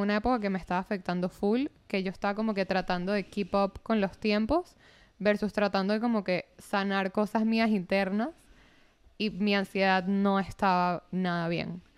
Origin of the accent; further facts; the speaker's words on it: Venezuela; moved away; para mí como venezolana es como que ya he pasado tantas cosas con política venezolana